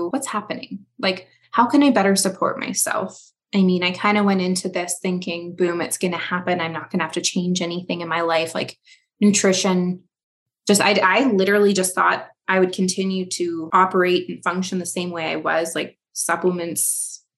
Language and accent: English; Canada; I am a Canadian